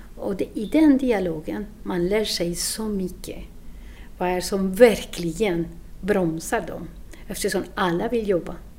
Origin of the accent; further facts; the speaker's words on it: Colombia; Swedish is a second language; moved away as an adult; now in Sweden; Jag kommer från Colombia och jag har bott i Sverige sju år